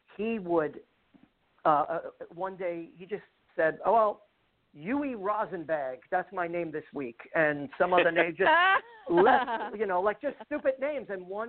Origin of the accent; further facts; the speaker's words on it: New York City, New York, United States; I'm mainly known as a bass player in New York City, born and raised in Bensonhurst, Brooklyn.